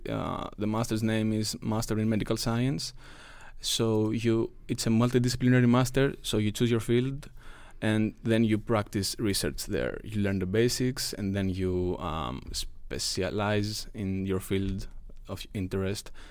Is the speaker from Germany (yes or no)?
no; Greece; moved away as an adult; now in Lund, Sweden; I am from Greece